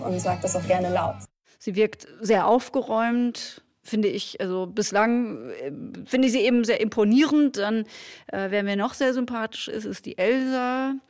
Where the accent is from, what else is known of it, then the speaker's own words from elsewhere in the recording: Hildesheim, Lower Saxony, Germany; ich komme aus Hildesheim